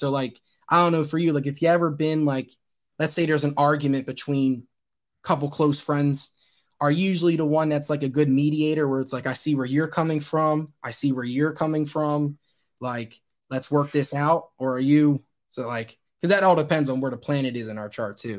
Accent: Wilmington, Delaware, United States; born there; I was born in Wilmington, Delaware.

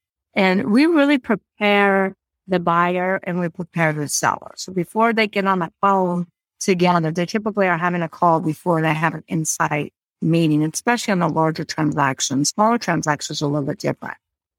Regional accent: California, United States; So I am from California, just to throw that out there. Well, I'm from California.

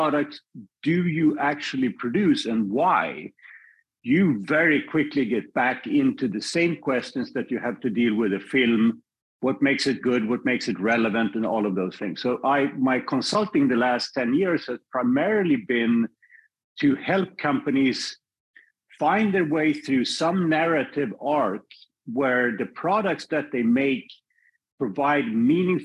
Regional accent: Sweden; moved away as an adult; also born or lived in Paris, France; now in United States; I'm born and raised in Sweden. I spent my first 25 years there

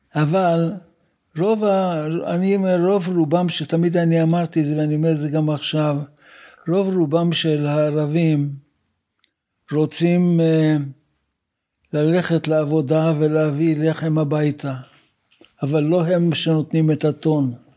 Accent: Haifa, Haifa District, Israel; also born or lived in Jerusalem; אני נולדתי ב-1937 בחיפה. אני בא ממשפחה שנמצאת בארץ הרבה מאוד דורות

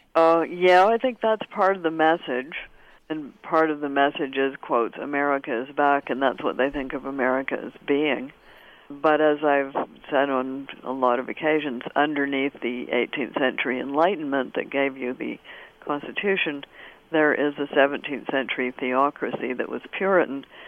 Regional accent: Canada; I'm Canadian of a certain generation, and we had it in school.

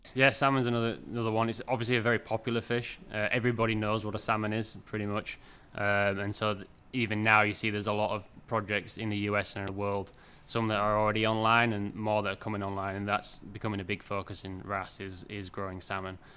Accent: York, Yorkshire and the Humber, United Kingdom; moved away as an adult; also born or lived in Canada / British Columbia / Washington / Massachusetts; now in Maine, United States; I'm originally from York in the U K, but I've been over in the U S now for, I think, twelve years, if not a little bit more.

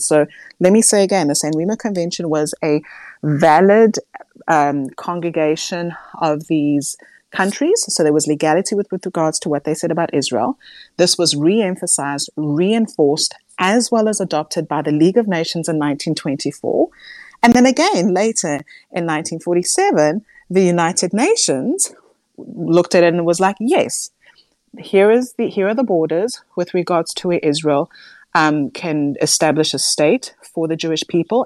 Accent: South Africa; as a South African

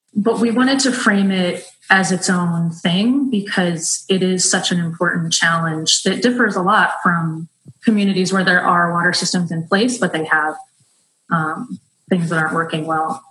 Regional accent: San Francisco, California, United States; moved away as an adult; also born or lived in Brazil; I grew up in San Francisco

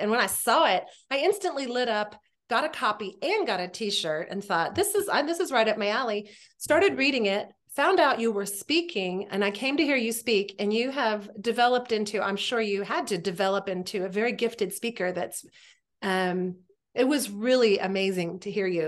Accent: Texas, United States; we already feel like Texans

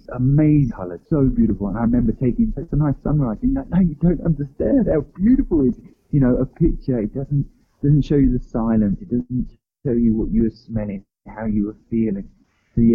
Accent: England, United Kingdom; I'm from England

